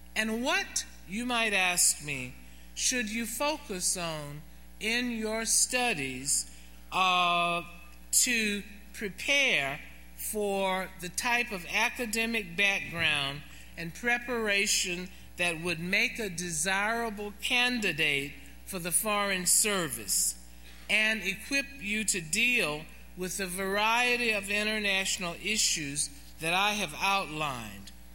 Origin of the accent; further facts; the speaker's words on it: Atlanta, Georgia, United States; my hometown in Atlanta